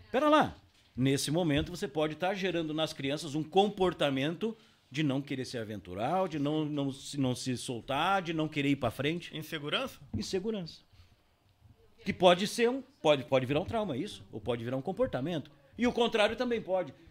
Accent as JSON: {"language": "Portuguese", "town": "Paranavaí", "region": "Paraná", "country": "Brazil", "tie": "born there", "also_born_or_lived": "Londrina / Curitiba / São Paulo / Porto Alegre", "said": "Então eu nasci em Paranavaí, com dois anos fui morar em Londrina, com três anos fui para Curitiba, depois não sei com quanto fui para São Paulo, depois voltei para Curitiba, depois fui para Porto Alegre"}